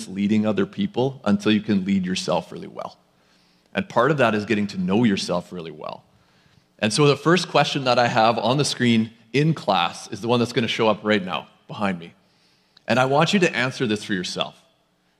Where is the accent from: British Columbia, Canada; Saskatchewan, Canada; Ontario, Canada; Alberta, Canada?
Saskatchewan, Canada; Lloydminster; now in Abbotsford, Canada; I'm also somebody that hails from Lloydminster, Saskatchewan